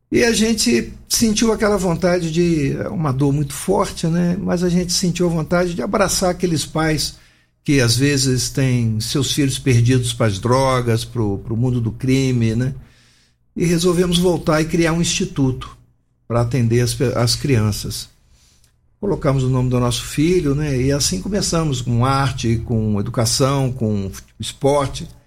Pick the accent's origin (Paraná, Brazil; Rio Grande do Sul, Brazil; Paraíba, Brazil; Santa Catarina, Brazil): Rio Grande do Sul, Brazil; born there; now in Brasília, Brazil; eu sou nascido no Rio Grande do Sul, de família carioca, né?